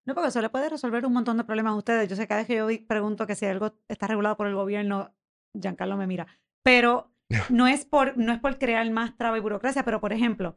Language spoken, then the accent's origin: Spanish; San Juan, Puerto Rico; yo me crié en Viejo San Juan